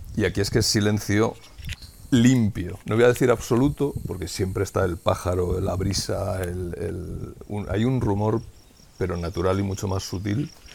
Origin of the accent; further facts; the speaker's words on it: Madrid, Community of Madrid, Spain; moved away as an adult; now in Sayago, Spain; nosotros éramos madrileños